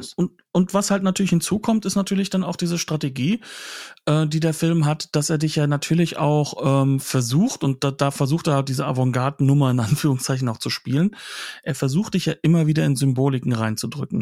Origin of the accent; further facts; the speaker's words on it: Germany; bei uns in Deutschland